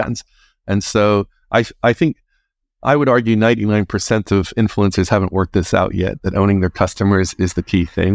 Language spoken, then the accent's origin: English; Northern Ireland, United Kingdom; moved away as an adult; also born or lived in England; I'm originally from Northern Ireland